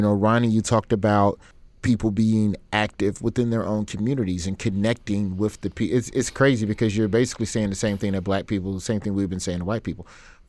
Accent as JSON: {"language": "English", "region": "Alabama", "country": "United States", "tie": "born or raised there", "said": "I grew up in Alabama, which is I grew up in Alabama public schools, late 80s, all of the 90s."}